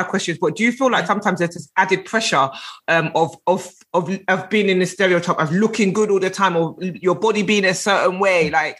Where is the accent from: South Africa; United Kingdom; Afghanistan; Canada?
United Kingdom; London; I'm from South London. So, you know, I was just going toot toot, South London Connect in the building.